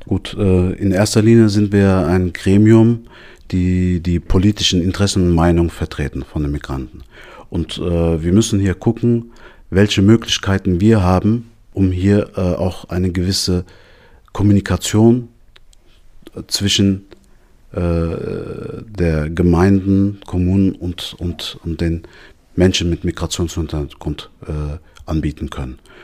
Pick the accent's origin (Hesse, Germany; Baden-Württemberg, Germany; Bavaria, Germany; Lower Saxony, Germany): Hesse, Germany; Darmstadt; ich bin gebürtiger Darmstädter, ich bin in Darmstadt aufgewachsen